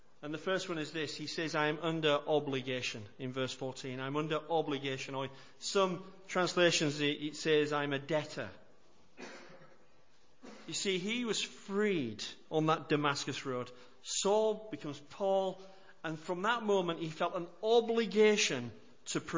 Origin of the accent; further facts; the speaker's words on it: United Kingdom; we're British, we don't like to do anything that makes others feel uncomfortable either